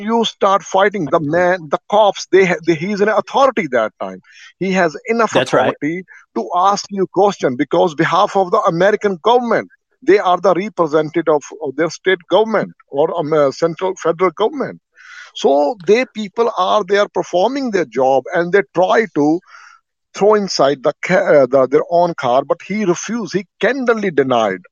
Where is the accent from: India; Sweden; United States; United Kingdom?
India; I'm also black. I'm from India